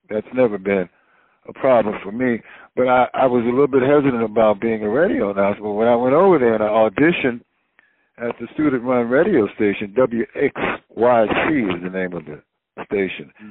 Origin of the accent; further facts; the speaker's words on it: Wilmington, North Carolina, United States; I was born in Wilmington, North Carolina, and it's a seaport city